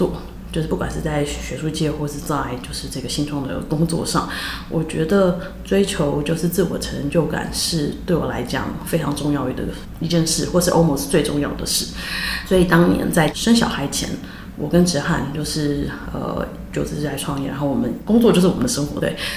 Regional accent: Taiwan; moved away; also born or lived in United States; 也是我回台湾以后真正的正式的第一份工作。

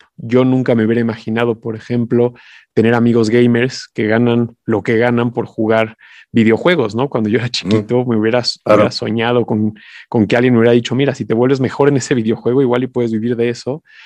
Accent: Mexico; como mexicanos

